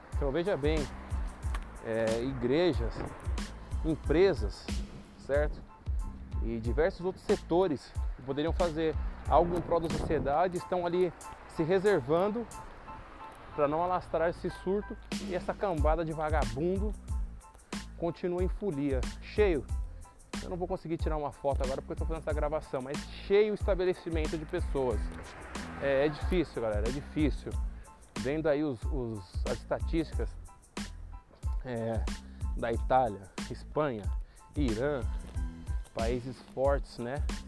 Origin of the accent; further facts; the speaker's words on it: Brazil; eu sou brasileiro